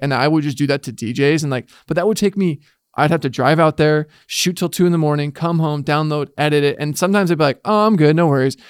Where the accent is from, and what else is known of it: Bay Area, California, United States; born or raised there